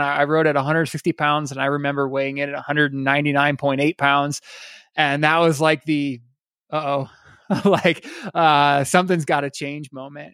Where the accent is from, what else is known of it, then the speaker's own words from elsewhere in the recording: Iowa, United States; now in Colorado, United States; I grew up in Iowa